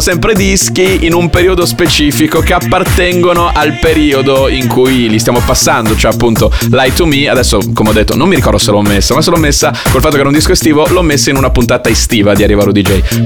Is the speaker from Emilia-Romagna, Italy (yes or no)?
yes; Bologna, Emilia-Romagna, Italy; sono bolognese